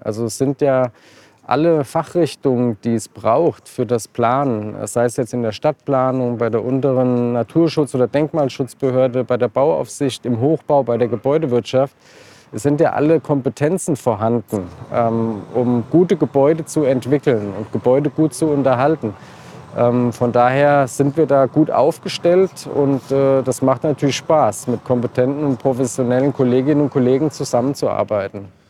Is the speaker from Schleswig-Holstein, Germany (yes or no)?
no; Marburg, Hesse, Germany; Ich bin hier geboren und habe Gymnasium Martin-Luther-Schule Abitur gemacht